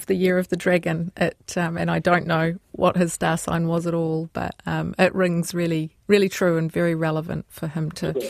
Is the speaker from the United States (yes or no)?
no; Christchurch, Canterbury, New Zealand; my hometown of Christchurch, Ōtautahi